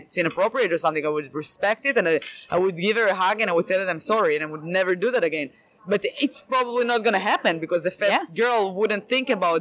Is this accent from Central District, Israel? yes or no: yes; Rehovot, Central District, Israel; moved away as an adult; now in Boston, United States; I'm from Israel